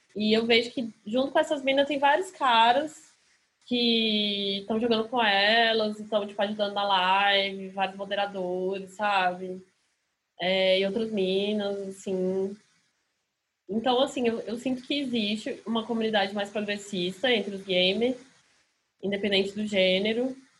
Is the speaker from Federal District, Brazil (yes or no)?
yes; Brasília, Federal District, Brazil; also born or lived in Rio de Janeiro; now in São Paulo, Brazil; eu sou de Brasília, não sou daqui